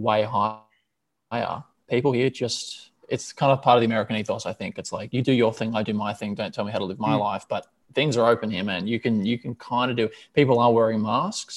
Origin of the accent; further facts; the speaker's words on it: Melbourne, Victoria, Australia; moved away as an adult; also born or lived in New York City, United States; now in Miami, United States; I moved back to Melbourne, which is my hometown